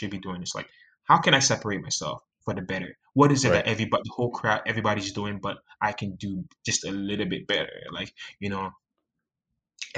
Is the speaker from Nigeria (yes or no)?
yes; Nigeria; I'm Nigerian and you're Nigerian